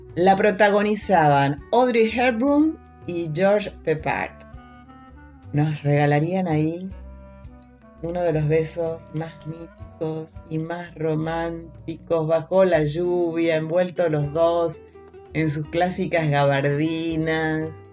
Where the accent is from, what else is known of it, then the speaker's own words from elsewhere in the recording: Argentina; por nuestra tierra, por nuestra tierra, tierra argentina